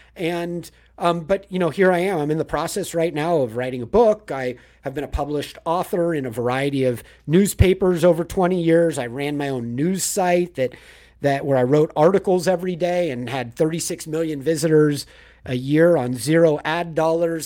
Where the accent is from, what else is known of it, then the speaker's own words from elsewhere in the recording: Manhattan Beach, California, United States; also born or lived in Los Angeles; I grew up in Manhattan Beach, so south of L